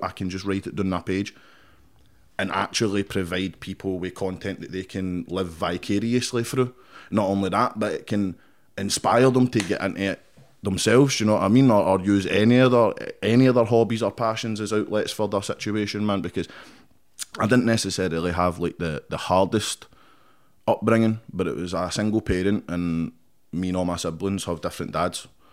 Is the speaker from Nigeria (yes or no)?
no; Paisley, Scotland, United Kingdom; I grew up in Paisley, Hunter Hill